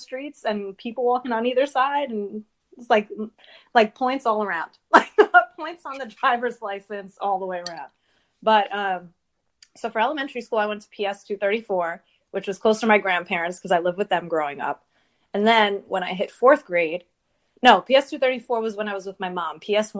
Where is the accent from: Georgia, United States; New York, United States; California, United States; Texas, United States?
New York, United States; New York City; I grew up in Lower Manhattan.